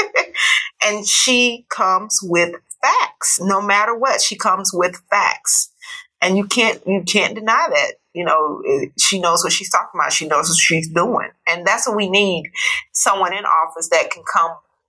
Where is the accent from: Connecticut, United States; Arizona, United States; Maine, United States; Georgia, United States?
Georgia, United States; my hometown